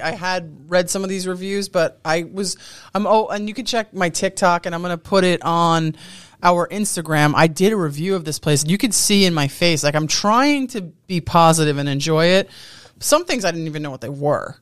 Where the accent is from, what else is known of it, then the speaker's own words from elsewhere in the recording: Long Island, New York, United States; I'm from Long Island